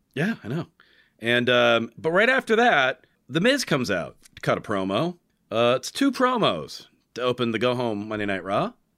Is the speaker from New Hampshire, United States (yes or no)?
yes; New Hampshire, United States; I'm from New Hampshire